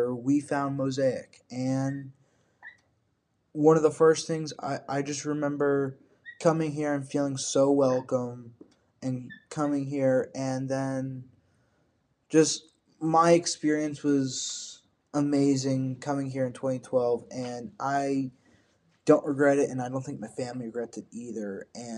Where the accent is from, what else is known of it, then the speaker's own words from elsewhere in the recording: Tampa, Florida, United States; now in Evans, United States; I was born in Tampa, Florida, not Augusta